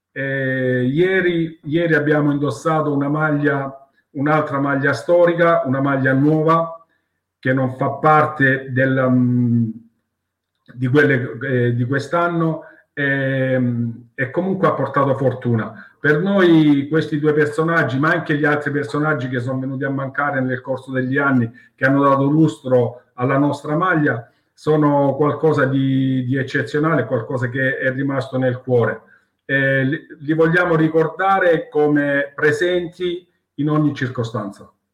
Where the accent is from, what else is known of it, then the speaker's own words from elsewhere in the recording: Salento, Apulia, Italy; noi non ci, non ci sentiamo pugliesi, noi ci sent- siamo salentini ed è qualcosa di diverso